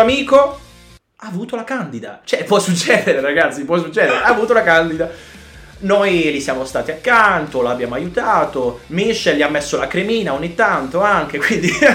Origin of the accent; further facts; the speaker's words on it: Milan, Lombardy, Italy; io vengo da Milano